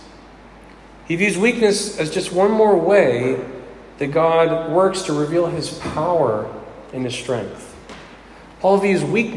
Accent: Pittsburgh, Pennsylvania, United States; I was raised in Pittsburgh, and it's in my blood

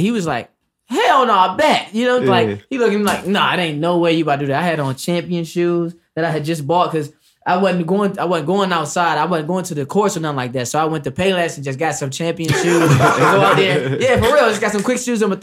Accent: Washington, District of Columbia, United States; I'm from D.C.

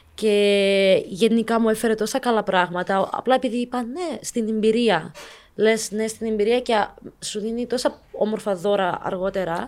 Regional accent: Cyprus; also born or lived in Ukraine; 18 χρόνια και ήρθα από Ουκρανία. Οπότε μεγάλωσα εδώ στην Κύπρο

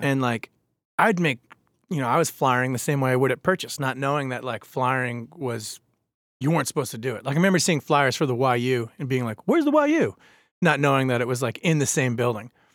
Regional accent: Babylon, New York, United States; now in Baltimore, United States; I grew up in Babylon, Long Island

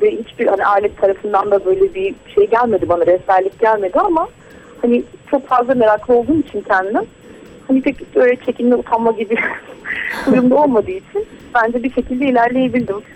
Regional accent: Black Sea Region, Turkey; ben kendim de Karadenizliyim. Hani Karadeniz'deki köylere gidiyorum o da hani köylerde ders veriyorum bazen.

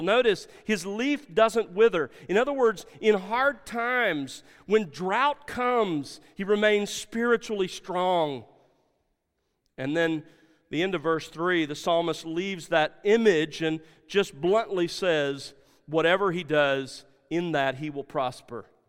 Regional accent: South Alabama, United States; growing up in South Alabama

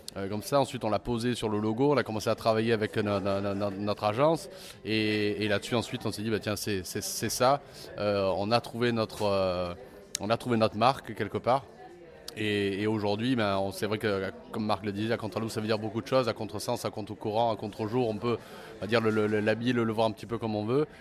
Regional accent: Marseille, Provence-Alpes-Côte d'Azur, France; On est de Marseille

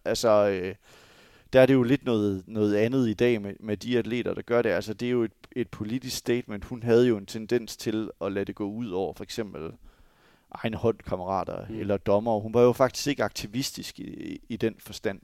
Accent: Denmark; som dansker

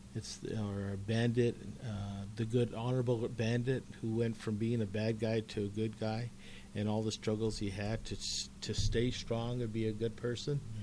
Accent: Commerce City, Colorado, United States; I grew up in Commerce City

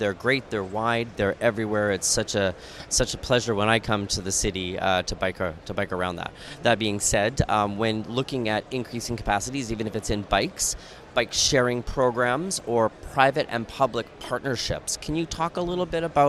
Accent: Vancouver, British Columbia, Canada; moved away; also born or lived in New York City; I was born and raised in Vancouver, Canada. At the time, Vancouver was a small West Coast city

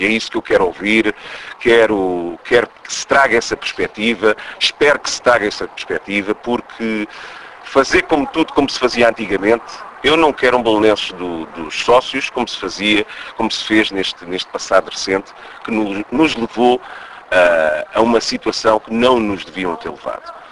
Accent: Portugal; eu sou um cidadão português

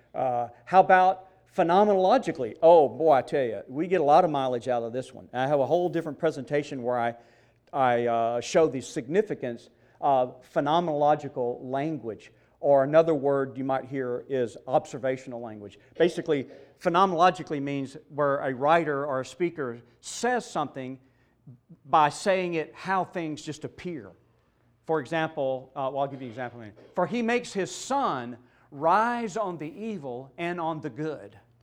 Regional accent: Mississippi, United States; I grew up in Mississippi.

